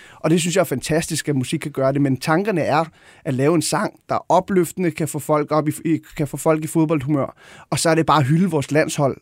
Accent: Gladsaxe, Capital Region of Denmark, Denmark; jeg voksede op ude i Højgladsaxe

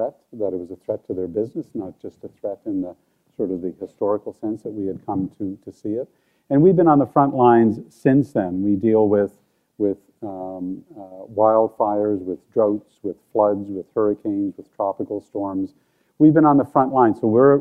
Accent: Cape Breton, Nova Scotia, Canada; growing up in Cape Breton

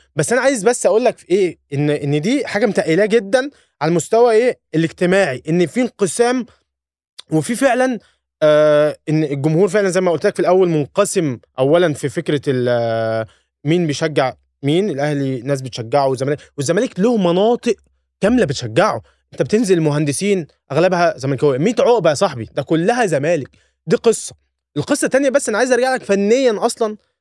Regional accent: Egypt; انا كمصري

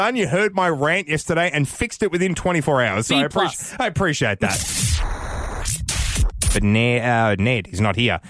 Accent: Victoria, Australia; now in Canberra, Australia; I'm from Victoria.

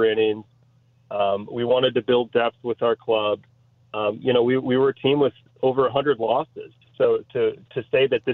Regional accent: Grosse Pointe, Michigan, United States; now in Chicago, United States; getting back to my hometown

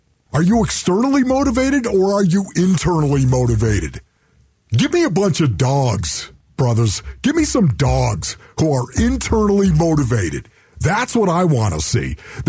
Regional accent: Buffalo, New York, United States; moved away; I'm from Buffalo, New York

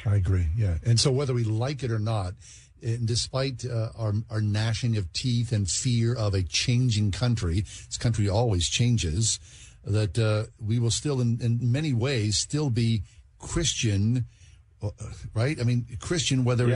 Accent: Swissvale, Pennsylvania, United States; grew up in Swissvale

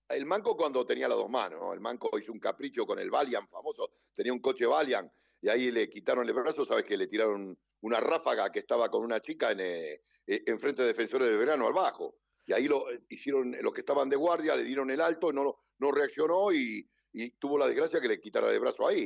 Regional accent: Buenos Aires, Argentina; yo en San Lorenzo era uno de los pocos porteños que había en el equipo

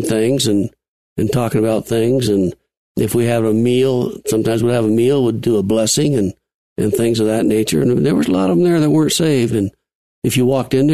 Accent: Watertown, New York, United States; moved away as an adult; now in Colorado, United States; Northern New York

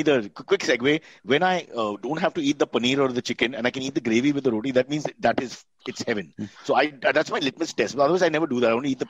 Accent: Mumbai, Maharashtra, India; growing up in Bombay

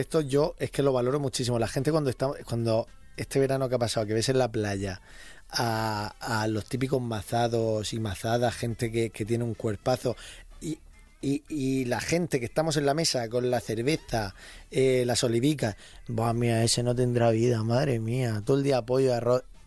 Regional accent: Region of Murcia, Spain; Soy de Murcia

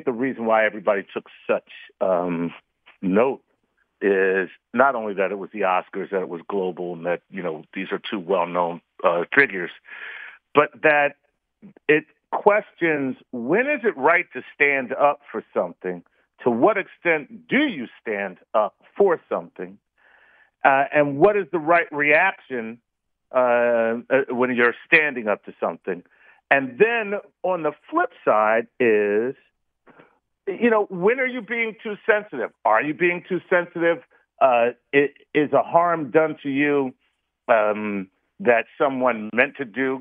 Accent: Philadelphia, Pennsylvania, United States; I am from Philly.

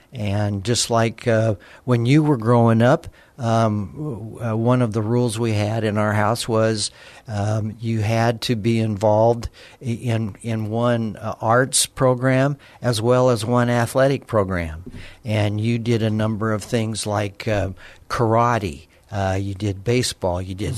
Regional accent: Alamogordo, New Mexico, United States; I was born in Alamogordo, New Mexico, and born and raised there, went to public high school there, went to the University of New Mexico

